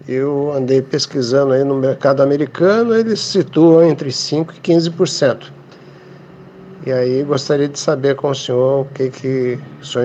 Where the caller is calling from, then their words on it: São José dos Campos, São Paulo, Brazil; sou de São José dos Campos, São Paulo, no Vale do Paraíba.